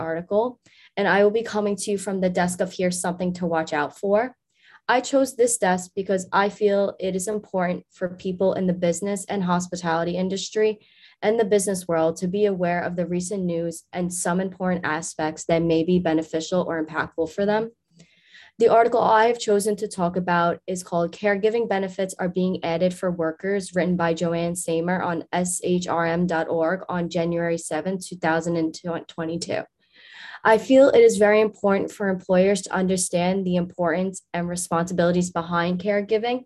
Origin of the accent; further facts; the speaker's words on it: New York City, New York, United States; moved away as an adult; now in State College, United States; my hometown, New York City